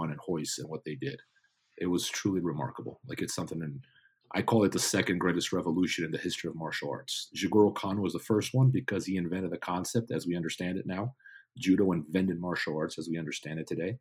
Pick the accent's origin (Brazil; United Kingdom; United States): Brazil; São Paulo; I grew up in São Paulo or outside of São Paulo